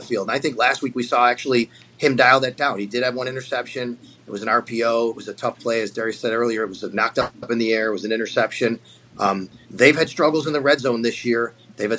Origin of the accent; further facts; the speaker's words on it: Buffalo, New York, United States; I grew up in Buffalo.